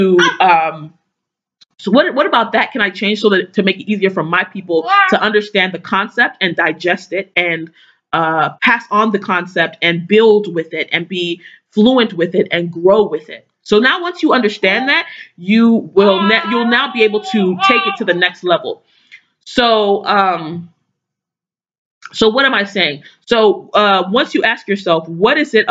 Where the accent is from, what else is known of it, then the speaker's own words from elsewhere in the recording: Igboland, Nigeria; What does that mean for Nigeria, you know, for people in my culture, in my community